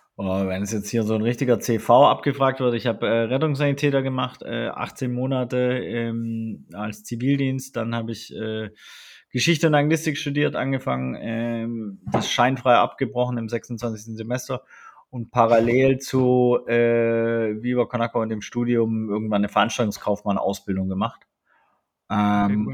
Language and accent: German; Germany; sind wir aber beide in Deutschland aufgewachsen